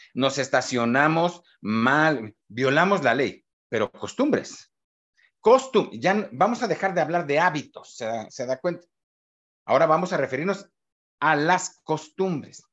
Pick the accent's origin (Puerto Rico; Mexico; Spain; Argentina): Mexico; somos los mexicanos